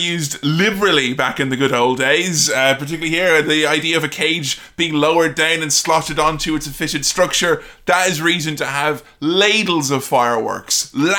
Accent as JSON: {"language": "English", "country": "Ireland", "said": "I'm Irish"}